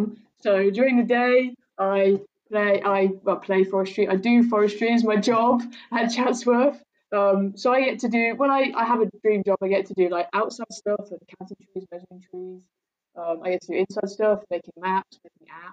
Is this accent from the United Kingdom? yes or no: yes; Cambridgeshire, East of England, United Kingdom; moved away as an adult; also born or lived in Bangor; I grew up in Cambridgeshire, so it's really flat and there's no trees.